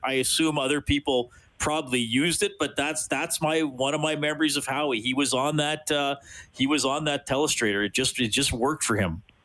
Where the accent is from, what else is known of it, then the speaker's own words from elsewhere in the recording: Evansburg, Alberta, Canada; growing up in Evansburg, a little north of Evansburg, in the 1980s